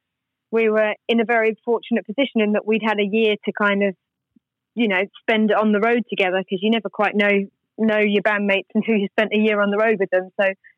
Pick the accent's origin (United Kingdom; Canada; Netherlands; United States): United Kingdom; England; also born or lived in Australia; So I'm from England originally, and I'd just been in Australia like for several years.